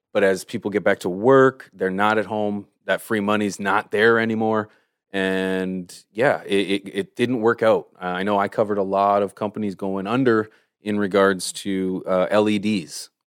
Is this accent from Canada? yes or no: yes; Canada; I'm from Canada